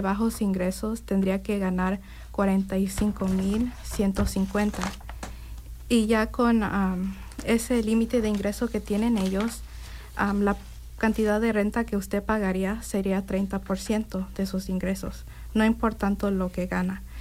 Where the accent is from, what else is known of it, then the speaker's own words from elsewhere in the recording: Indianapolis, Indiana, United States; also born or lived in Bloomington, Indiana; originalmente soy de Indianapolis, Indiana, y estudio aquí ahorita en IU